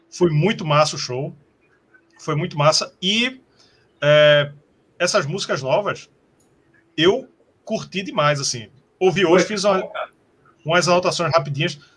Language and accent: Portuguese; Recife, Pernambuco, Brazil; Sim, de Recife, somos de Recife.